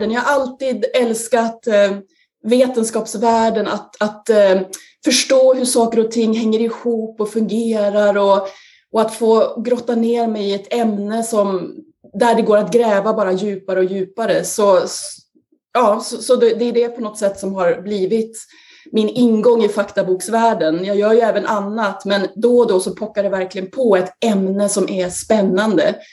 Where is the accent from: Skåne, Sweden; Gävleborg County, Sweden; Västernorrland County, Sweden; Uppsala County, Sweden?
Gävleborg County, Sweden; Sandviken; jag är ju då 50 plus, men på 70-talet så föddes jag i Sandviken 1970, växte upp i Sandviken i ett eh, radhusområde